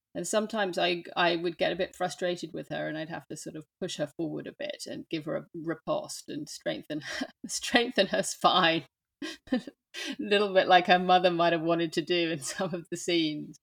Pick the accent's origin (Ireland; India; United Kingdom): United Kingdom; London; accent: English; moved away as an adult; also born or lived in New York, United States; now in France; I grew up in London. So, hence the English accent.